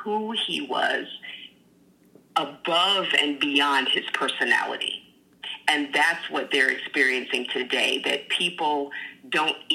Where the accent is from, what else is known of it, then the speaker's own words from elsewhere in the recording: the South, United States; moved away; I grew up in the South where it was in your face all the time, rebel flags everywhere